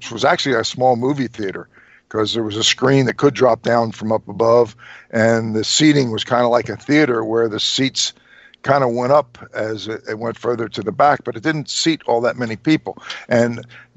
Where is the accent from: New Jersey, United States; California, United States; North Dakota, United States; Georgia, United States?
New Jersey, United States; Trenton; I was born and raised in Trenton, which was about 35 miles from Philly and about 65 miles from New York